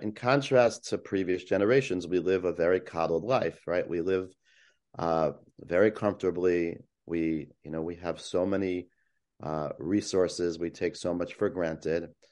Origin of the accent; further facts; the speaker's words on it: West Hempstead, New York, United States; where I grew up in West Hempstead